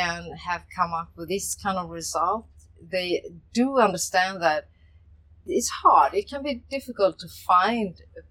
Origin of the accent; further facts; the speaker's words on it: Sweden; moved away; I'm from Sweden